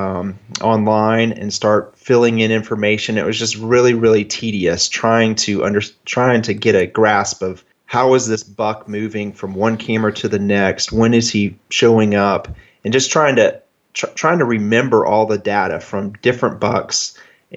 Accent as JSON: {"language": "English", "town": "Jacksonville", "region": "Florida", "country": "United States", "also_born_or_lived": "Rochester, New York", "said": "I'm from Jacksonville, Florida. And so I'm in an area that doesn't have great deer compared to most of your guests. But I've lived here"}